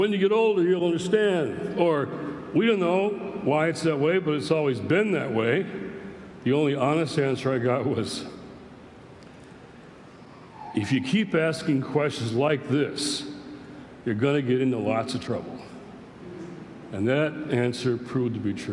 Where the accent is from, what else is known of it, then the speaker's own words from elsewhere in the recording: Detroit, Michigan, United States; I grew up in Detroit, in Motor City, Motown